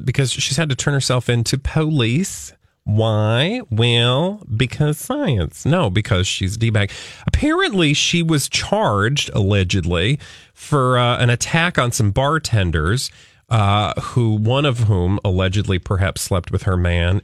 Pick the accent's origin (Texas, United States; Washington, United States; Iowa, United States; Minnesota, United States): Minnesota, United States